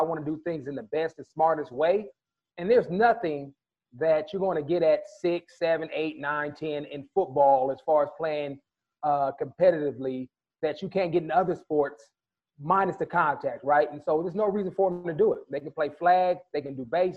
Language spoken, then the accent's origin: English; California, United States; when I grew up in California